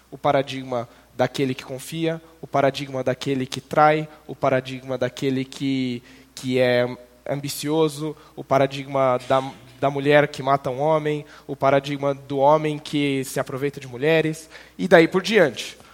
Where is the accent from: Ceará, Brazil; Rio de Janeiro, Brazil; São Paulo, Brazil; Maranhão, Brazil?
São Paulo, Brazil; interior of; moved away as an adult; also born or lived in Canada; now in Curitiba, Brazil; sou criado no interior de São Paulo, mas fui para Curitiba em 2011